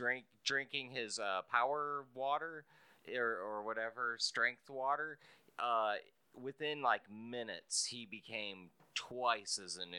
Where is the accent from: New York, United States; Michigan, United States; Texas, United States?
Texas, United States; Spring; Old Town Spring.